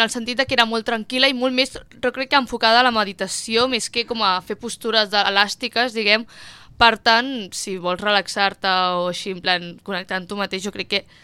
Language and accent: Catalan; Barcelona, Catalonia, Spain; jo que sóc de Barcelona, existeixen com llocs que pots provar una classe gratis